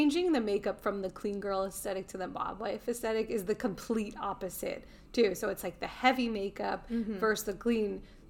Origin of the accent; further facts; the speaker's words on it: Long Island, New York, United States; I grew up in Long Island, so for me, it's a lot of... It was a Long Island... it's Italian culture.